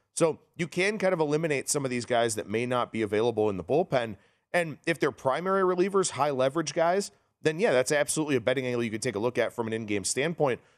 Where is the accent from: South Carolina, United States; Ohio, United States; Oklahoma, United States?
Ohio, United States; Cleveland; my Cleveland Guardians, my hometown team